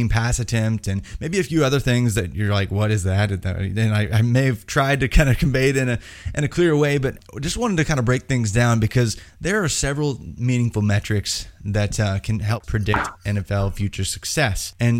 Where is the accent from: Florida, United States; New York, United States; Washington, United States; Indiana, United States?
Indiana, United States; Yeah, see, I'm from Indiana. The people from Kentucky I know do not talk like you, just saying.